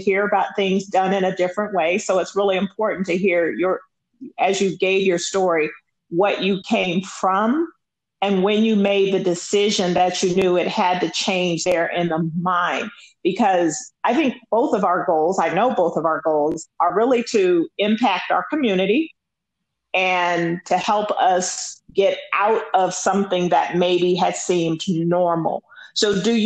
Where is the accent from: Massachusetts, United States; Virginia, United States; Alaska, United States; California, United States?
California, United States; Los Angeles; I grew up in South Central LA, and I didn't see it that it was the hood. I grew up off of Crenshaw and Slauson